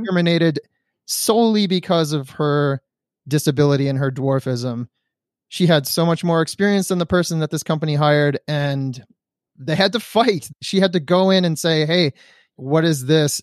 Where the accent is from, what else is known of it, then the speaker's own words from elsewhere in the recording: Detroit, Michigan, United States; now in California, United States; I'm from Detroit, Michigan, so being in California in wintertime means you don't have to shovel snow